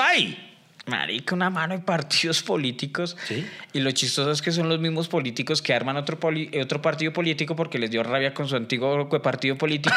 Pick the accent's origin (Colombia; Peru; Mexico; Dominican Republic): Colombia; soy el último colombiano